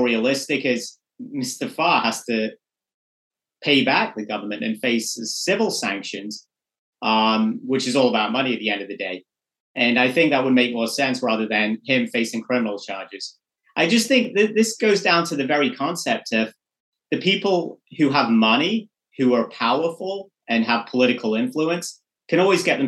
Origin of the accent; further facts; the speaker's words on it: England, United Kingdom; moved away; I'm from England. I was born and raised in England.